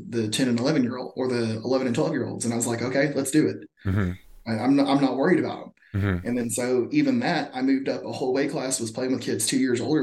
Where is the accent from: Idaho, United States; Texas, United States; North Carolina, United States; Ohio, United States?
Texas, United States; Mesquite; growing up in Texas